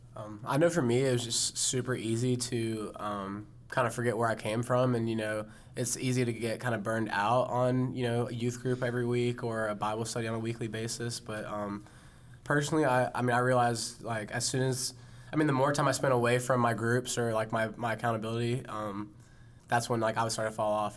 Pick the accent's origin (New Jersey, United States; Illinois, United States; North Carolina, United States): North Carolina, United States; Charlotte; I came home to Charlotte to Central Piedmont